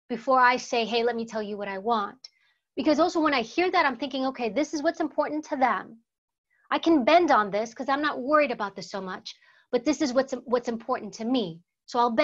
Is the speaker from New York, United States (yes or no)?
yes; New York City, New York, United States; first language Greek; English is a second language; we lived in New York City. I was born in Harlem, Washington Heights area, which was a very high crime, very poor area. And Greek was actually my first language. I learned English in school. And we grew up around crime